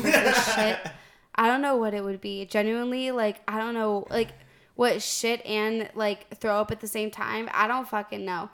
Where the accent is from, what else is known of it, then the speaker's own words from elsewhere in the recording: Northern Virginia, United States; moved away as an adult; I'm from Northern Virginia